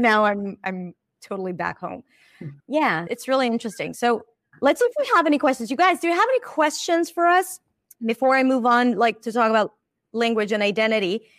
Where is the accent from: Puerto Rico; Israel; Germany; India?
Israel; now in United States; I'm Israeli.